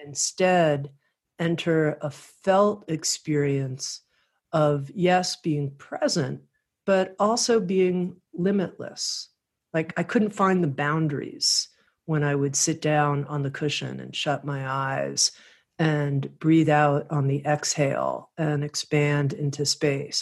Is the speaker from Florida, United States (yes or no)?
yes; Miami, Florida, United States; I grew up in Miami, Florida